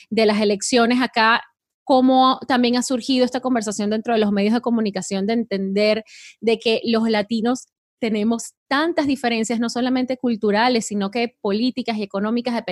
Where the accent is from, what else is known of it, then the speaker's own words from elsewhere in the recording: Colombia; now in United States; yo soy colombiana y eh, orgullosa de ser colombiana y tienes tu identidad.